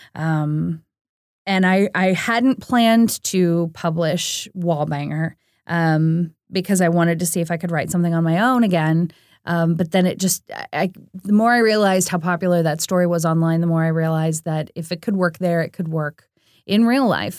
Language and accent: English; St. Louis, Missouri, United States; I grew up in Saint Louis, Missouri, which is kind of right smack dab in the middle of the Midwest